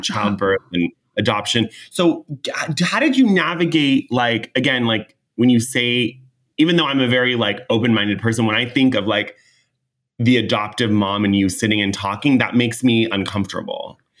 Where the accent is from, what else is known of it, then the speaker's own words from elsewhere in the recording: California, United States; I'm from California